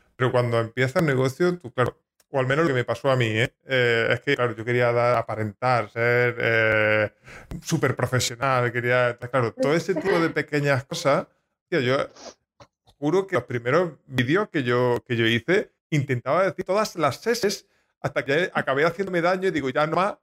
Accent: Jaén, Andalusia, Spain; Yo soy de Jaén, hablo mm, peculiar

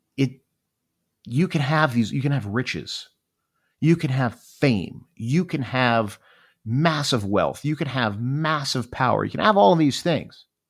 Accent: Miami, Florida, United States; I grew up in Miami, Florida, and Miami was an amazing place to grow up.

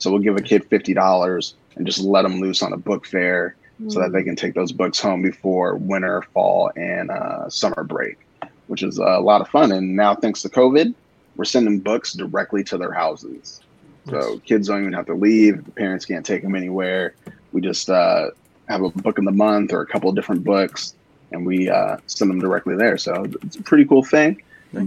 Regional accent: Des Moines, Iowa, United States; moved away as an adult; now in Charlotte, United States; I'm from Des Moines, Iowa. Recently just relocated to Charlotte

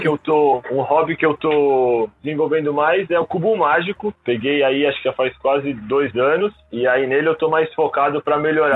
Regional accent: Cotia, São Paulo, Brazil; Eu sou aqui de Cotia, então está aqui do lado.

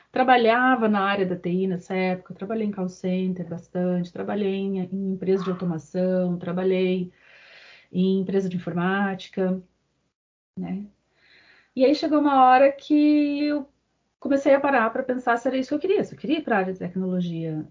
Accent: Curitiba, Paraná, Brazil; eu sou natural de Curitiba

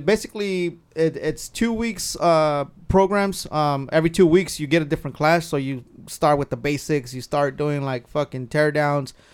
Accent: Carpinteria, California, United States; I grew up in Carpinteria.

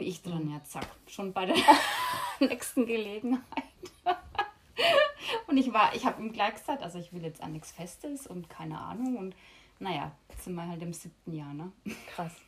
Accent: Lower Franconia, Bavaria, Germany; moved away as an adult; now in Mallorca, Spain; Aus Bayern, falls man es noch nicht hört, aus Unterfranken

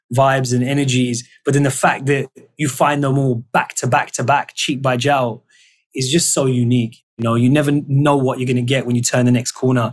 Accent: London, United Kingdom; London. Mm. You know, that's my home. That's where I grew up.

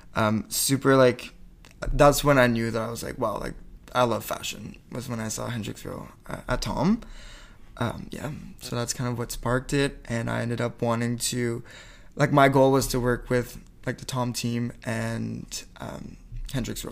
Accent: Campbellton, New Brunswick, Canada; first language French; English is a second language; moved away as an adult; I was born in Campbellton, New Brunswick.

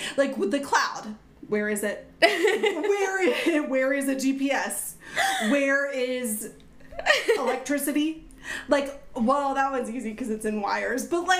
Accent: North Carolina, United States; Oh, my home state.

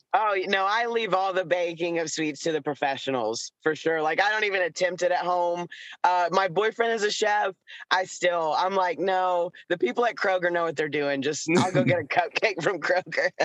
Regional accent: Chattanooga, Tennessee, United States; I was born near Chattanooga, Tennessee, which is uh, at the foothills of the Appalachian Mountains. So we lived on a mountain

